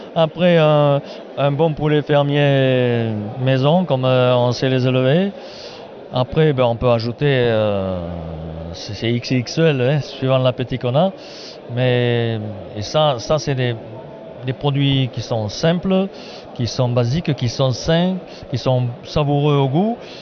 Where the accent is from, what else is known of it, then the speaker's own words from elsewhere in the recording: foot of the Cévennes, Occitania, France; j'arrive du sud, moi. Par rapport à Strasbourg, on est au sud, 700 km vers la Méditerranée, au pied des Cévennes